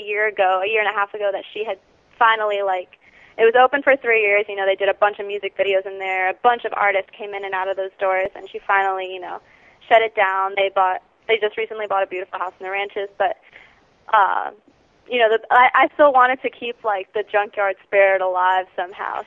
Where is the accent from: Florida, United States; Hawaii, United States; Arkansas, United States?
Florida, United States; Cooper City; we're from Cooper City